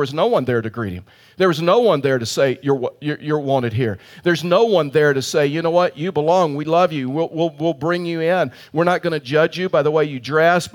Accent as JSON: {"language": "English", "region": "Colorado", "country": "United States", "said": "I'm from Colorado"}